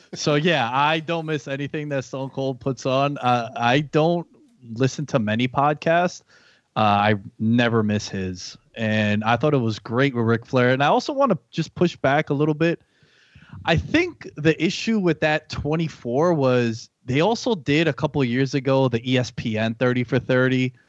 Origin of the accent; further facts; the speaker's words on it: New York City, New York, United States; now in Long Island, United States; I'm from New York, born and raised in Queens. I live in Long Island now.